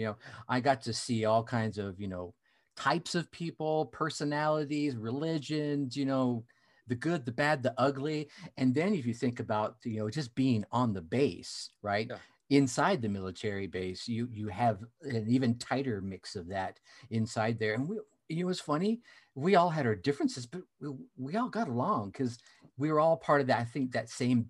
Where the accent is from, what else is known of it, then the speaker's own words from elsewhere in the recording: United States; So I grew up all over the United States.